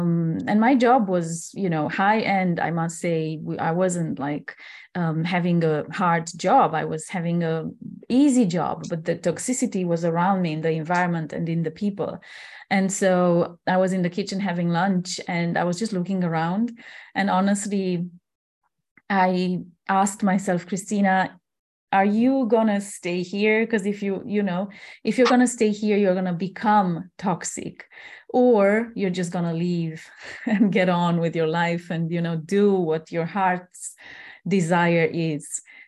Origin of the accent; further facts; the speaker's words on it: Transylvania, Romania; moved away as an adult; I was born and raised in Transylvania. It's one of the parts, the most beautiful parts of Romania. And I was growing up until 21 years old on this land.